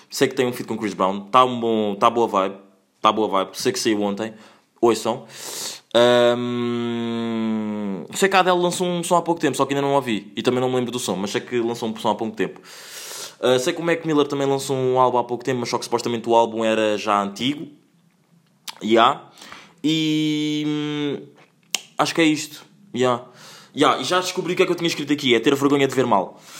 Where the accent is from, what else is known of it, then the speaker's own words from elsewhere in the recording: Angola; Pá, eu sou angolano, adoro Kizomba, não é?